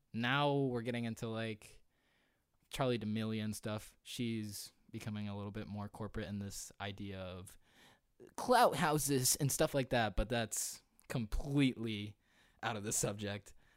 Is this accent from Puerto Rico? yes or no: yes; Puerto Rico; moved away; I remember being in Puerto Rico. I'm a Puerto Rican